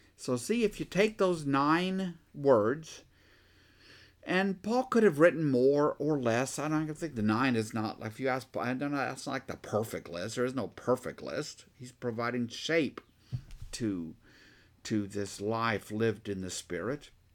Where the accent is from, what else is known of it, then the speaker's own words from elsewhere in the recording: Texas, United States; I'm a Texan